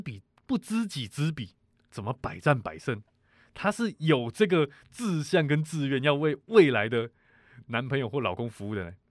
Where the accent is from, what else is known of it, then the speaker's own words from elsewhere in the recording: Taiwan; 我们台湾人